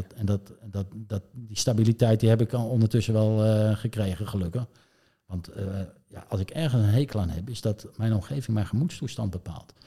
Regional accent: Zeist, Utrecht, Netherlands; Ik, ik kom eigenlijk uit Zeist. Ik ben wel zwaar geboren in Utrecht, maar in Zeist.

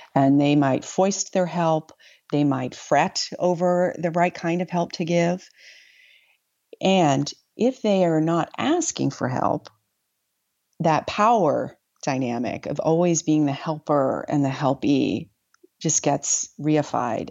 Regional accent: New York, United States; also born or lived in West Africa; as a New Yorker

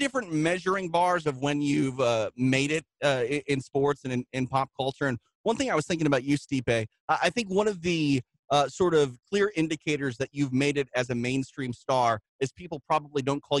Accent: Midwest, United States; I grew up in the Midwest.

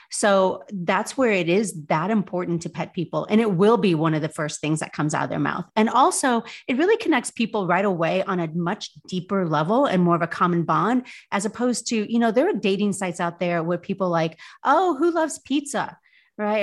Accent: South Bend, Indiana, United States; moved away as an adult; also born or lived in Louisville, Kentucky / New York City; I was born in Indiana, born in South Bend, lived here most of my life

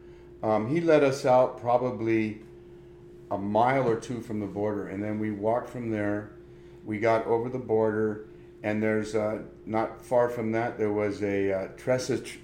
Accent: Huntington Beach, California, United States; Growing up in Huntington Beach in the 60s

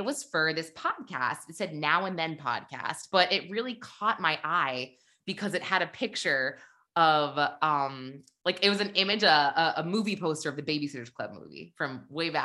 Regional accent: New Hampshire, United States; I'm from there. And she goes, well, what part? And I said, you know, Bedford, Manchester.

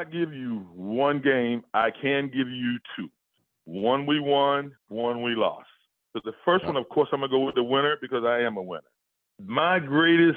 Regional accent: Jacksonville, Florida, United States; I'm from Jacksonville.

